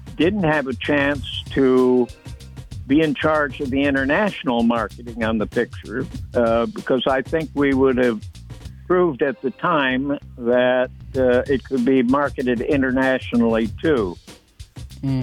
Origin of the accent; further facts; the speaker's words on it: Illinois, United States; moved away; I was from Illinois, you know, Lincoln and Grant country